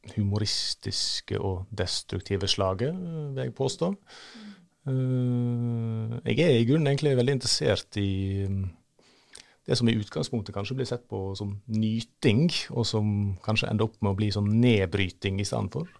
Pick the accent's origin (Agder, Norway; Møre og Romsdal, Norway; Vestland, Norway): Vestland, Norway; Førde; moved away; hjemme i Førde